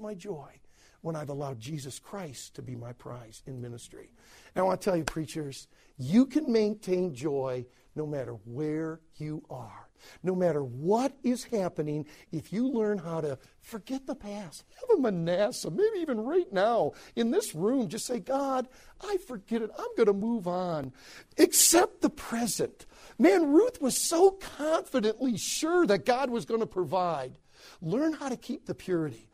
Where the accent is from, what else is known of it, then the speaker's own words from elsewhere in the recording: United States; I'm from America. I'm a minister. I said, I'm a pastor over in America